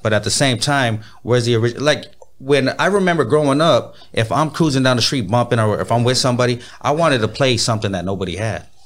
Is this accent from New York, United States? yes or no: no; Pomona, California, United States; now in Inland Empire, United States; I was born in Pomona